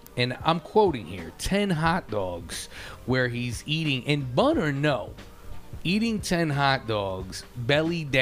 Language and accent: English; United States; I'm an American